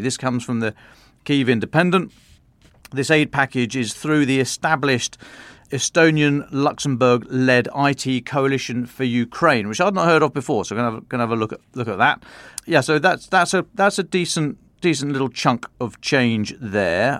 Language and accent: English; England, United Kingdom; being very English